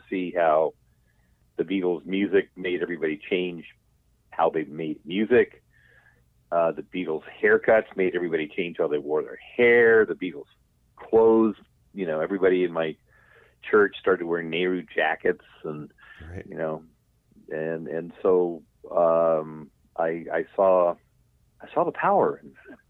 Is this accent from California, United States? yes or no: yes; Lakewood, California, United States; I grew up in a suburb of Southern California called Lakewood